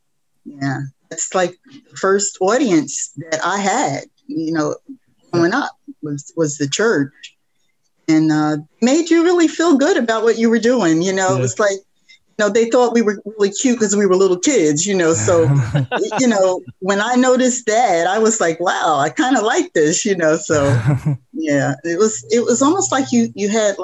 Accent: Albany, New York, United States; moved away; also born or lived in Philadelphia, Pennsylvania; Albany, the capital of New York State. It's my hometown

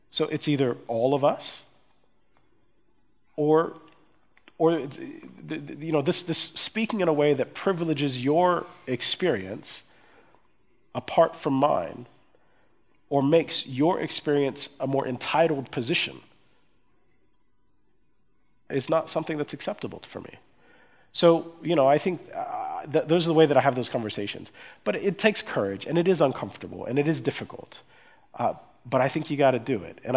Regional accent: Erlangen, Bavaria, Germany; born there; I was born in Germany, I was born in, in, a, in Erlangen, I was born to US parents, but, but I, I empathize with my Afro German friends

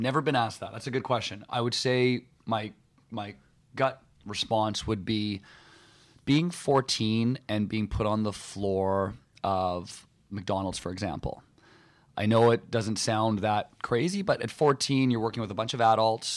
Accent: West Vancouver, British Columbia, Canada; growing up in Vancouver, um, actually growing up in, in West Vancouver

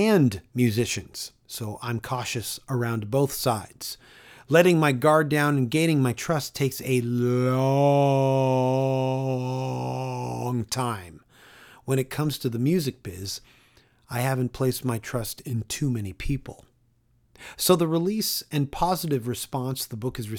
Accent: Toronto, Ontario, Canada; my hometown of Toronto

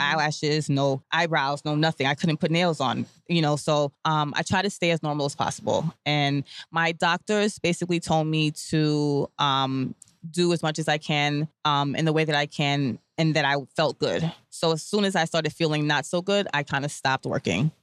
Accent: New York City, New York, United States; I'm born and raised in Brooklyn from a Grenadian, um, Grenadian parentage

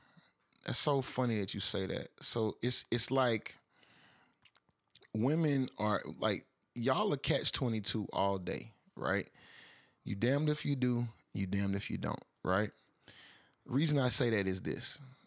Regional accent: Atlanta, Georgia, United States; also born or lived in Alabama; I'm from Atlanta

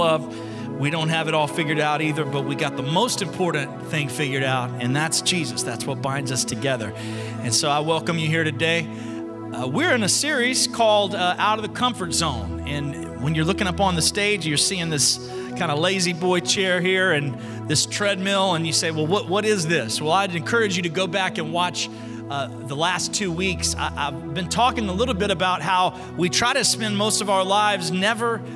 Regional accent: Alabama, United States; I'm from Alabama

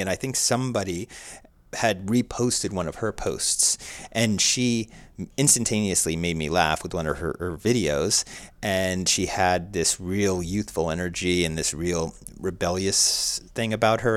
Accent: Somerset County, New Jersey, United States; born and raised in suburbia, U S A and New Jersey

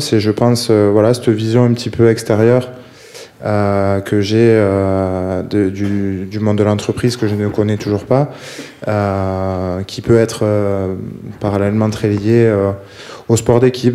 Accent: Bordeaux region, Nouvelle-Aquitaine, France; moved away; de la région bordelaise, on est, on est plusieurs joueurs à en être originaires

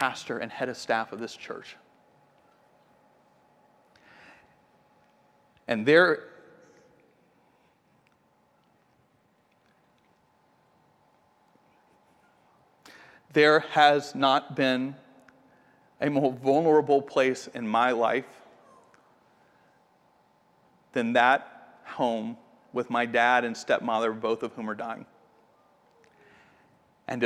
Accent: Atlanta, Georgia, United States; moved away as an adult; now in Austin, United States; I'm from Atlanta, and it's where we lived before we moved here.

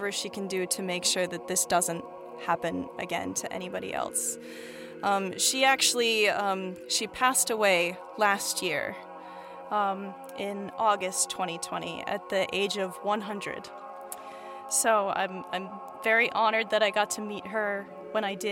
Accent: Bainbridge Island, Washington, United States; I'm from Bainbridge Island, Washington, which is an island in Puget Sound near Seattle.

